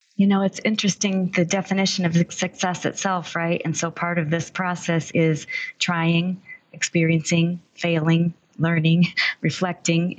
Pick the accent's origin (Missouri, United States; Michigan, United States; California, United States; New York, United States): Michigan, United States; also born or lived in Texas; was born and raised in Michigan with a short stint in Texas as well.